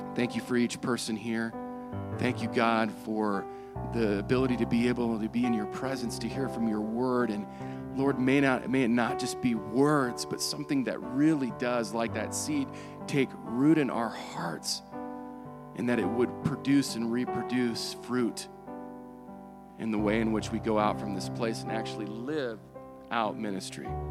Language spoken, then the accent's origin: English; United States